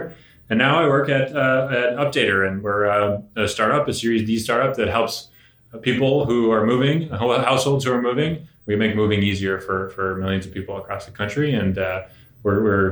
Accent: Connecticut, United States; also born or lived in San Francisco area, California; I was born outside of San Francisco, but I grew up in Connecticut.

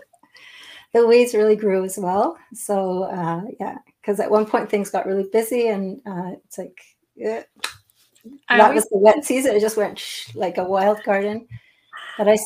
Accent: Montreal, Quebec, Canada; now in Eastern Townships, Canada; So I'm not far from Montreal. That's my hometown.

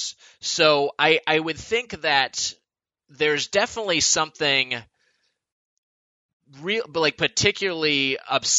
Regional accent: Southern California, United States; I've born and raised in Southern California, and I've never really, I've rarely left

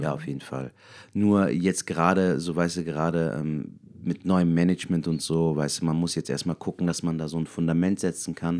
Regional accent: Cologne, North Rhine-Westphalia, Germany; wir sind aus Köln. ich bin sogar eine Kölsche Junge

